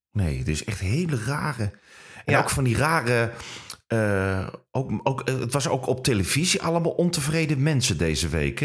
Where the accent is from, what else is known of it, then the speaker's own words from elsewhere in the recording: Netherlands; accent: Dutch; now in Germany; hier in Duitsland werkt en ze horen dat je in Nederland accent hebt